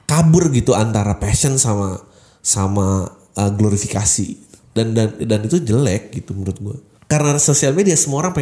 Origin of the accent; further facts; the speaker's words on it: South Jakarta, Jakarta, Indonesia; karena gue lahir dan besar di Jakarta Selatan